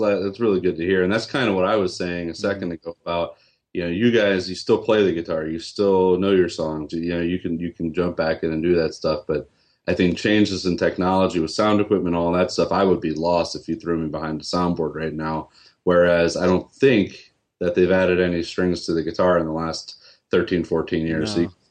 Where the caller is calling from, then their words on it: Raleigh, North Carolina, United States; I'm calling from Raleigh, North Carolina.